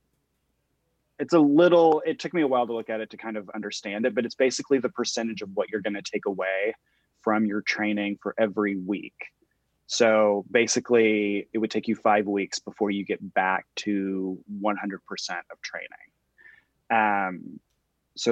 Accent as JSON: {"language": "English", "region": "Texas", "country": "United States", "moved": "yes", "said": "I'm from Texas originally"}